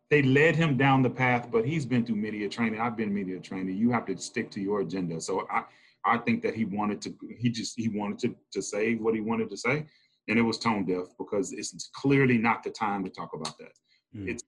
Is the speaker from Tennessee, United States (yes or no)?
yes; Memphis, Tennessee, United States; moved away as an adult; also born or lived in Massachusetts; No, I grew up in Memphis. Memphis, okay, Memphis. Born and raised in Memphis, Tennessee